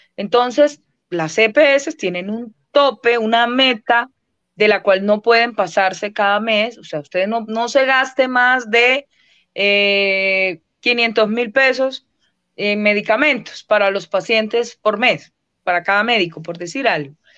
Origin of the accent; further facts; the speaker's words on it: Colombia; somos todos los colombianos y las colombianas